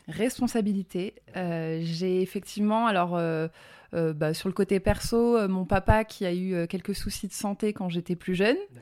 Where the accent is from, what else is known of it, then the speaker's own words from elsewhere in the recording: Drôme, Auvergne-Rhône-Alpes, France; accent: petit accent (southern); also born or lived in Bourgoin-Jallieu, Isère; j'ai grandi dans le sud de la France, dans la Drôme, donc d'où le petit accent